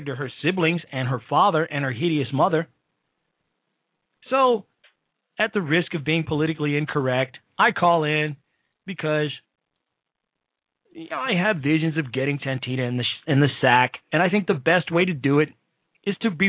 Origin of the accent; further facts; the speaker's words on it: Chicago, Illinois, United States; in my hometown of Chicago, Illinois